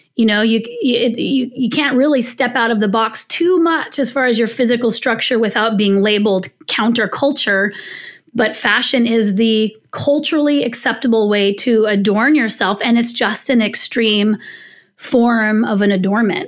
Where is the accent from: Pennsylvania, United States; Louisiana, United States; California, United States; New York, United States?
California, United States; I'm from the West Coast, I was born in California